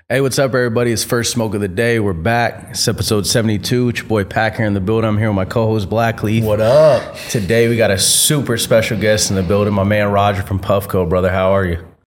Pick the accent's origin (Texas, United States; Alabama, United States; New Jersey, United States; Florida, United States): Florida, United States; We come from Florida